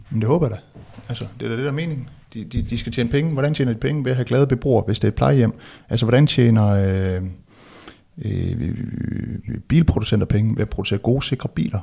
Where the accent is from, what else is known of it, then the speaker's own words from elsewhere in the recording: West Jutland, Central Denmark Region, Denmark; jeg er vokset op i Vestjylland